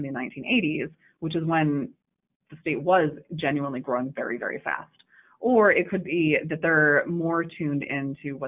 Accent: Davis, California, United States; I am from Davis

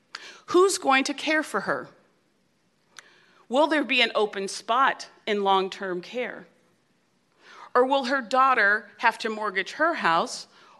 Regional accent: San Francisco, California, United States; my hometown of San Francisco

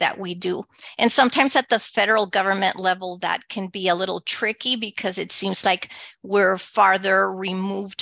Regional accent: El Paso, Texas, United States; first language Spanish; English is a second language; moved away; I was born and raised in El Paso, Texas, to Mexican immigrant parents. My first language is Spanish.

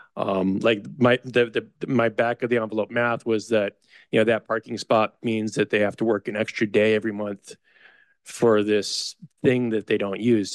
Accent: Chicago, Illinois, United States; now in Sunnyvale, United States; I grew up in Chicago

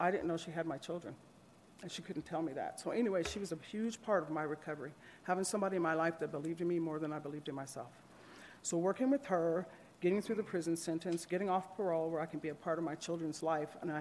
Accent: Salt Lake City, Utah, United States; moved away; also born or lived in Colorado; I grew up in Salt Lake City, Utah

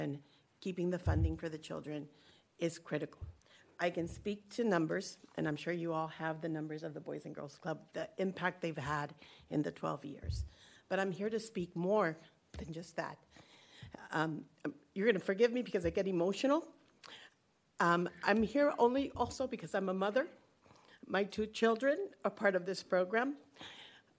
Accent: Florida, United States; moved away as an adult; I'm from Florida

